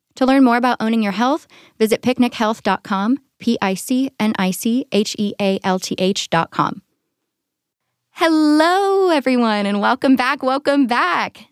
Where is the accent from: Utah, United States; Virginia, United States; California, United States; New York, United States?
California, United States; San Diego; also born or lived in San Francisco; here in my hometown